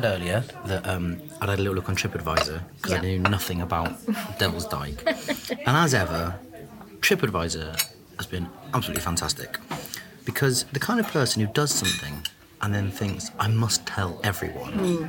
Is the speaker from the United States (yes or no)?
no; Twywell, East Midlands, United Kingdom; So what I'm imagining is there's a place where I grew up called Twywell Hills and Dales.